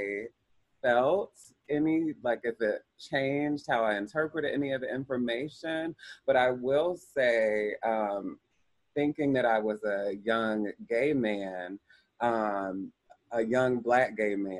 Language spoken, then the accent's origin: English; Columbus, Ohio, United States; I grew up in Columbus, Ohio